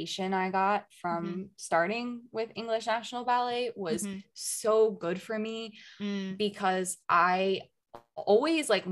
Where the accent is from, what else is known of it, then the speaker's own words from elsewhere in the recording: United States; moved away as an adult; now in Germany; I'm an American